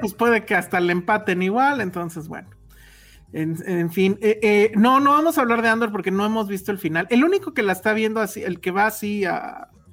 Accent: Los Cabos, Baja California Sur, Mexico; yo vengo de Cabos

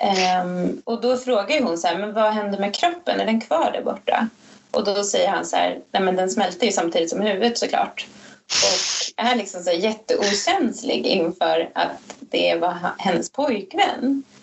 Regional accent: Sweden; jag är för svensk

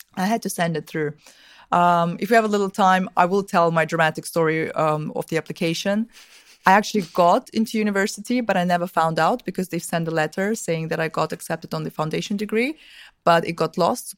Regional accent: Vienna, Austria; also born or lived in Russia; I'm originally from, uh, Russia, from, from the, back when I was born, it was still the U S S R. I'm young, but not that young. So, um, but I grew up in Austria, in Vienna.

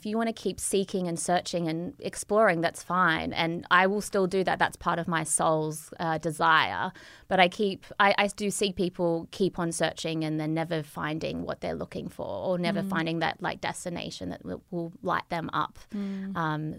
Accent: Australia; moved away; hi, Lauren, I'm an Australian.

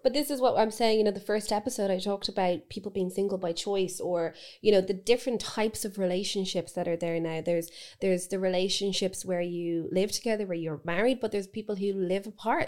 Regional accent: Dublin, Leinster, Ireland; growing up in Dublin

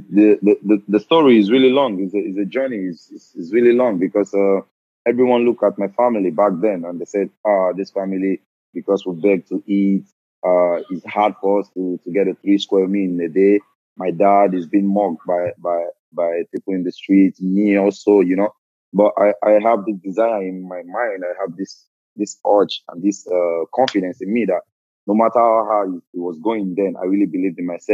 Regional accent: Lagos, Nigeria; moved away as an adult; also born or lived in Edo State; now in Lille, France; I'm from Edo State originally, but I was born and I grew up in Lagos

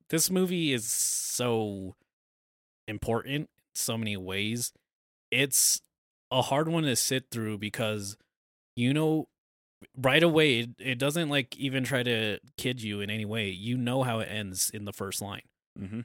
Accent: United States; we're American.

